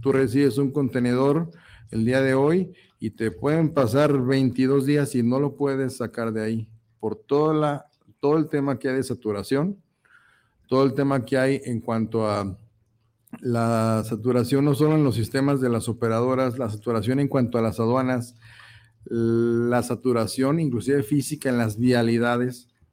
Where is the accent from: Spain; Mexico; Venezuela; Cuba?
Mexico